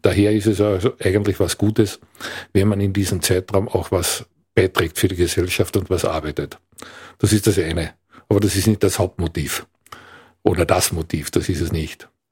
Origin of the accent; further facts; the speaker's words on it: Villach, Carinthia, Austria; also born or lived in Klagenfurt / Graz; Ich komme aus Kärnten, aus Villach konkret